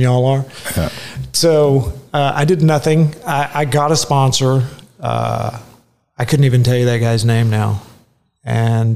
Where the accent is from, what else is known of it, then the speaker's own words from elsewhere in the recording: Garland, Texas, United States; also born or lived in Columbia, South Carolina; So all of my memories are literally right down the street here. My parents moved back and they landed in Garland, Texas.